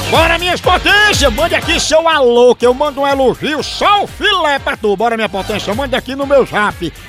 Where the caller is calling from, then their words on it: Arapiraca, Alagoas, Brazil; Somos aqui de Arapiraca, Lagoas